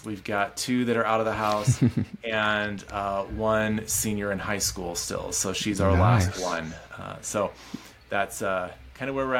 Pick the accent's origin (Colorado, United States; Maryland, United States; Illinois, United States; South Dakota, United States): Colorado, United States; also born or lived in Midwest / Istanbul, Turkey / Seattle; I grew up here in Colorado